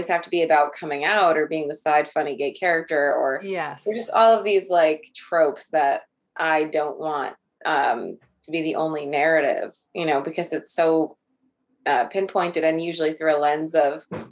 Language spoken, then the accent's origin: English; New York, United States; I grew up in New York and in a split like household